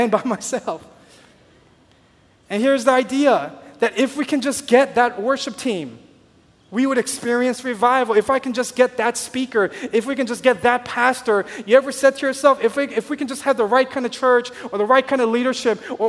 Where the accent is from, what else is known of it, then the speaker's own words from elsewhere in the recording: Southern California, United States; moved away; I grew up in Southern California